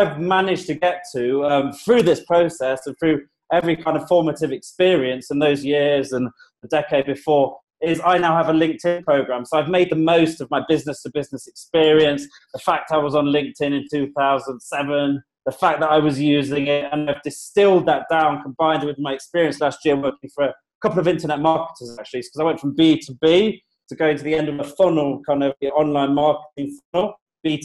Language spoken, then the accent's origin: English; United Kingdom; moved away as an adult; now in Colombia; I'm British